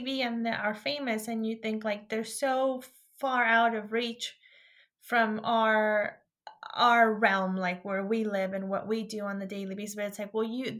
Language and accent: English; Northern California, United States; I'm from Northern California